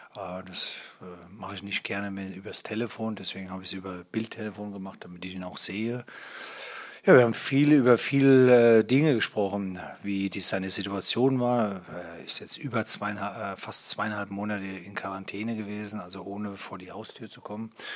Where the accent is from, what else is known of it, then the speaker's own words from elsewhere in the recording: Hesse, Germany; now in Berlin, Germany; ich bin bin ja gebürtiger Hesse und vielleicht liegt es daran, dass ich ganz in der Nähe aufgewachsen bin